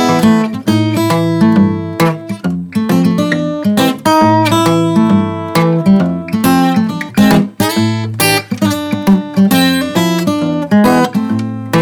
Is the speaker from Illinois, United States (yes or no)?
yes; Chicago, Illinois, United States; also born or lived in Alabama; I wasn't raised there. I'm from Chicago, but I was born in Alabama